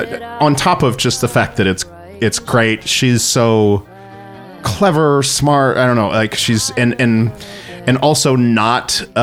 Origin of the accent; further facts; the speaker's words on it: Texas, United States; moved away as an adult; also born or lived in Minneapolis, Minnesota; I was living in Minneapolis at the time. I lived there for about 8 years, and I was just in a new... I grew up in Texas, and living in Minneapolis was such a culture and environmental shock.